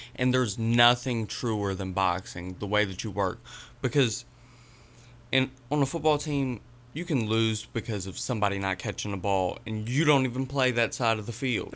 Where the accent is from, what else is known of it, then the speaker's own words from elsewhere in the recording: Danville, Virginia, United States; moved away as an adult; now in Lynchburg, United States; I'm originally from Danville, but I moved up to Lynchburg around twenty fourteen, twenty fifteen